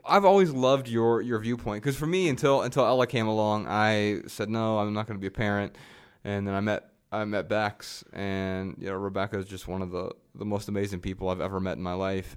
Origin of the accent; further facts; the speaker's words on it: Lebanon, Ohio, United States; also born or lived in Dayton, Ohio; I was born in Dayton, Ohio